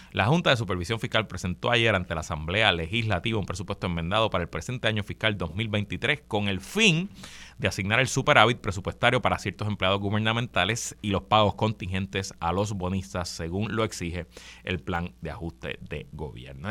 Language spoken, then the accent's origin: Spanish; Puerto Rico; nosotros somos colonia de los Estados Unidos